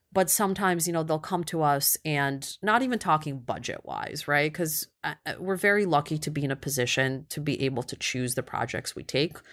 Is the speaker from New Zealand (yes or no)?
no; Kyiv, Ukraine; also born or lived in Cleveland, Ohio; now in New York, United States; born and raised in Kyiv